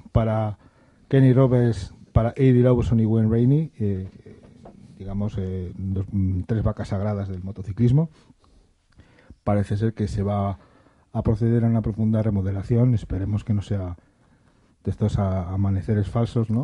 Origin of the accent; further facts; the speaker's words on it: Madrid, Community of Madrid, Spain; yo soy madrileño y vivo en Madrid